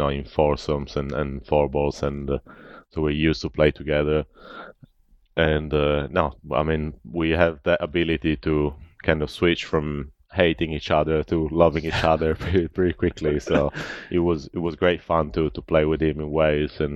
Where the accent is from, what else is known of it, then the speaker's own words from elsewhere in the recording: Italy; growing up in Italy